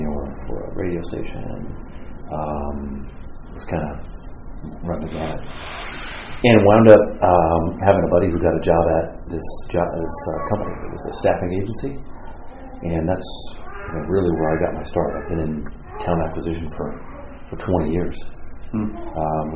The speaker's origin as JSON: {"language": "English", "region": "Southern California", "country": "United States", "tie": "born or raised there", "said": "I grew up in Southern California"}